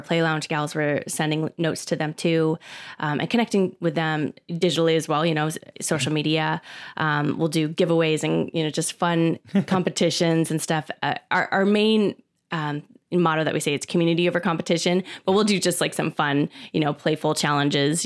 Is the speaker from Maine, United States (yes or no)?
no; Phoenix, Arizona, United States; I'm a native from Phoenix and I grew up here